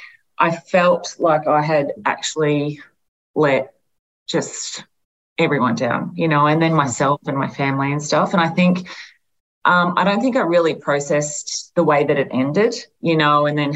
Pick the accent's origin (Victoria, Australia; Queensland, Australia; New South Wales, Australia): New South Wales, Australia; Albury; you know, I'm from Albury, so it's not as if I'm not getting a lot of external pressure there.